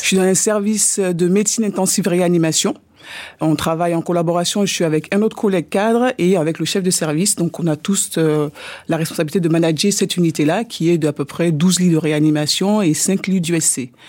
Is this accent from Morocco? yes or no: no; France; je suis française d'origine ivoirienne